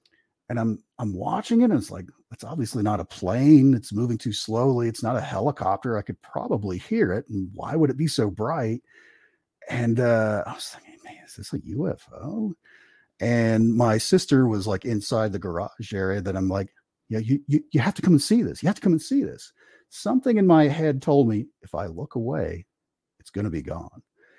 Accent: Kentucky, United States; I grew up in Eastern Kentucky, and where our house was kind of up on this tall hill, and there was a big valley kind of off to one side where there was a couple shopping centers

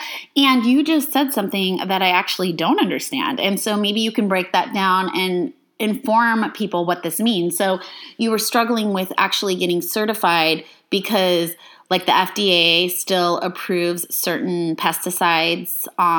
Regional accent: Love Canal, New York, United States; born there; because I was born in Love Canal, which is a dioxin hotspot in New York, and so I was exposed to dioxin for the first 2 years of my life

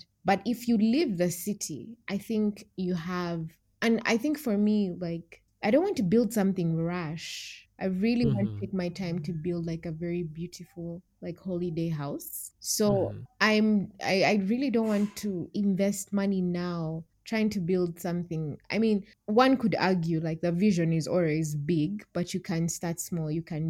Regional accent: Kampala, Central Region, Uganda; By city, I'm from Kampala City.

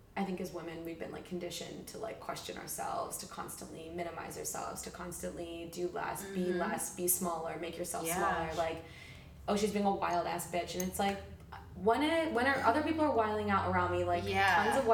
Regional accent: New York, United States; now in Los Angeles, United States; I'm originally from the New York area, military brat, but New York area, and I moved to LA about 3 years ago

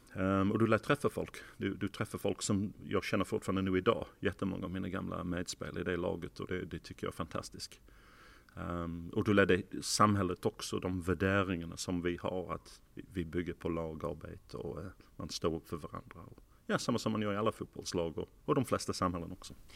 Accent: Sheffield, Yorkshire and the Humber, United Kingdom; Swedish is a second language; moved away as an adult; also born or lived in London / Portsmouth; now in Malmö, Sweden; jag, föddes hemma faktiskt i huset i Sheffield

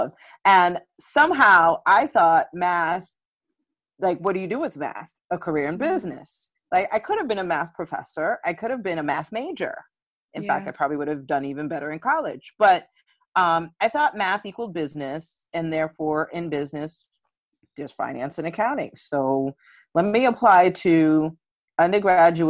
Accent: New York City, New York, United States; I'm a Brooklyn native. I grew up in East Flatbush

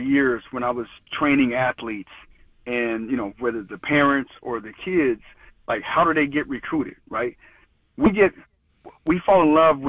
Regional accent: Colorado Springs, Colorado, United States; moved away; when I was growing up from Colorado Springs, I was getting recruited by Tennessee

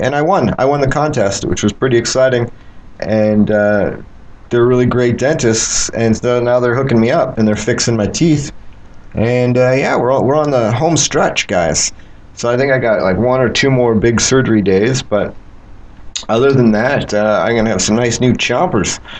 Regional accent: Canada; I'm Canadian.

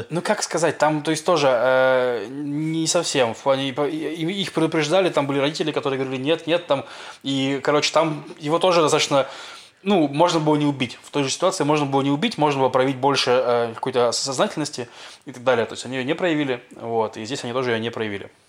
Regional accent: Russia; now in Israel; я из России

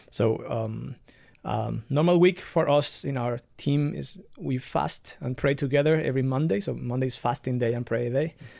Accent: Dominican Republic; also born or lived in Barcelona, Spain; now in Nuremberg, Germany; I was born in the Dominican Republic, but out of a fam-, from a family that is, um, mixed between Italians, Spanish people, and Dominicans.

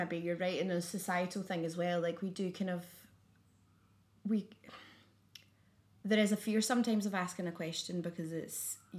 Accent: Scotland, United Kingdom

